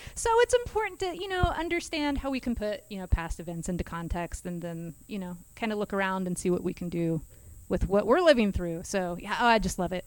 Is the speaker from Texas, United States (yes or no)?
no; Kansas, United States; I'm from Kansas, so I'm a northerner